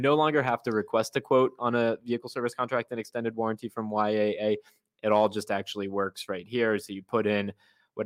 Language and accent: English; Arizona, United States; this was the zip code that I grew up in Arizona